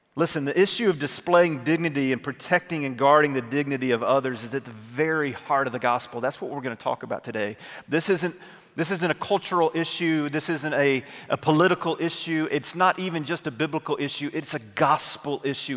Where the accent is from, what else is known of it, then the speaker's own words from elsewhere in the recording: North Alabama, United States; moved away; I had gone back to my hometown in North Alabama, small town that I grew up